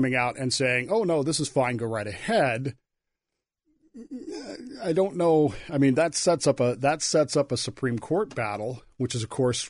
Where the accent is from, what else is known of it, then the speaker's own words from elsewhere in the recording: Colorado, United States; also born or lived in Wyoming / Utah; I grew up in Colorado, Wyoming, Utah, so for me it's not that big of a deal.